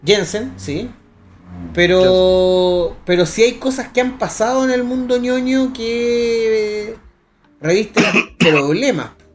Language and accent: Spanish; Chile; somos chilenos